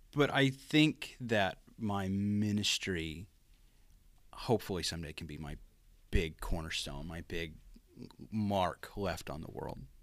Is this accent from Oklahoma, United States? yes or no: yes; Pauls Valley, Oklahoma, United States; growing up in Paul's Valley